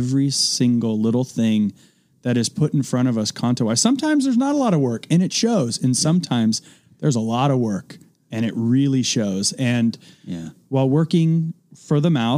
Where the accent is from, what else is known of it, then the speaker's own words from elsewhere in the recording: Oakland area, Northern California, United States; I grew up just outside of Oakland in Northern California